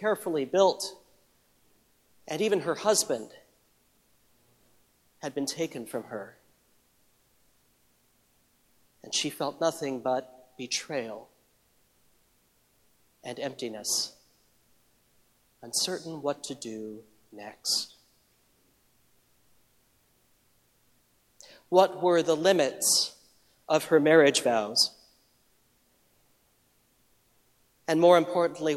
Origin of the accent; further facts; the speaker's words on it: Midwest, United States; little congregation that I grew up in the Midwest